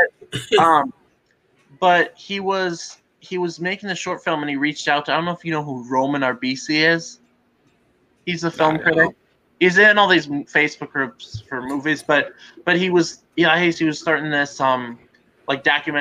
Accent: Milwaukee, Wisconsin, United States; I'm from Milwaukee

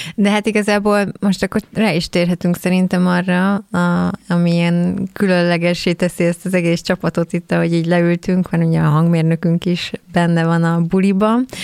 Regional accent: Keszthely, Zala, Hungary; mi ugye Xénivel keszthelyiek vagyunk

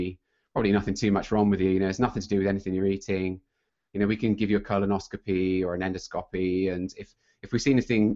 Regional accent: United Kingdom; accent: British; moved away as an adult; also born or lived in Sunnyvale, California; I'm British

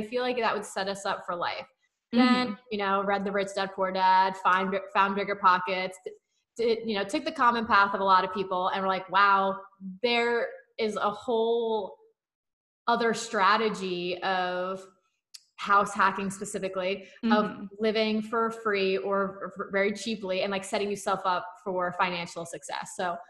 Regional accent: New Jersey, United States; And I'm from North Jersey, Kyle's from South Jersey, or excuse me, Central Jersey.

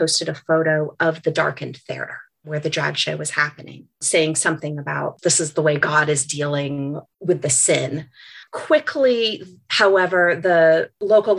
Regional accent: the South, United States; I am a Southerner

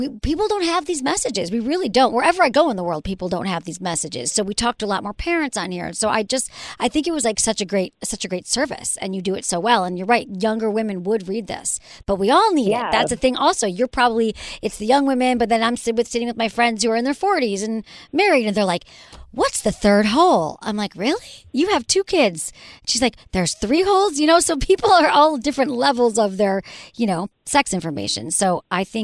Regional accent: Michigan, United States; I'm from Michigan

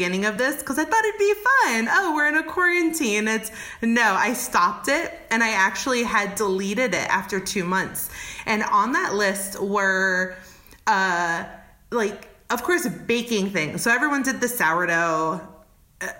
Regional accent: New York, United States; moved away as an adult; now in Oakland, United States; I'm originally from New York

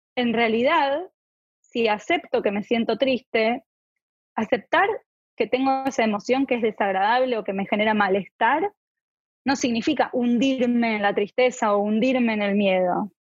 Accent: Argentina; moved away; Yo soy de Argentina

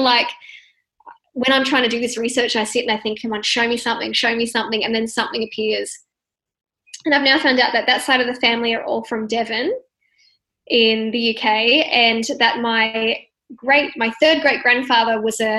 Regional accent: Sydney, New South Wales, Australia; born there; also born or lived in Western Australia / Perth / Melbourne; I myself have lived all over Australia, and I was born in Sydney, lived out in the country, New South Wales, moved all the way over to Western Australia, went up to the like Northern WA, lived in Perth, moved to Melbourne, back in New South Wales now.

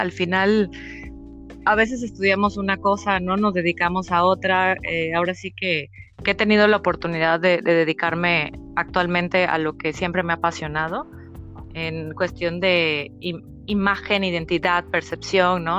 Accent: Mexico; moved away as an adult; now in Paris, France; como buena mexicana, ¿no? Después de estar 31 años viviendo por allá

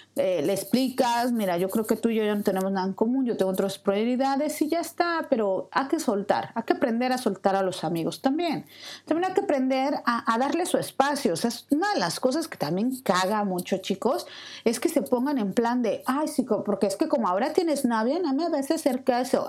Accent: Mexico City, Mexico; moved away as an adult; Yo soy de la Ciudad de México

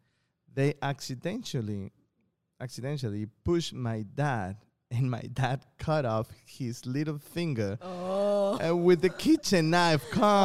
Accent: South China, China; So, I'm from South China. Okay, so I got many cousins and brothers and sisters.

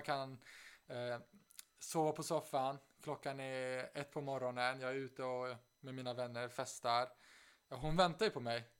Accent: Stockholm, Stockholm County, Sweden; moved away as an adult; also born or lived in Uppsala; now in Aix-en-Provence, France; jag flydde från, först från Stockholm när jag var 18

